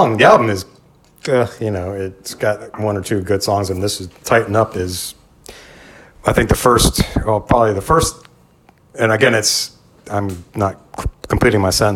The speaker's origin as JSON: {"language": "English", "town": "Frederick", "region": "Maryland", "country": "United States", "tie": "born or raised there", "said": "my growing up in Frederick, Maryland"}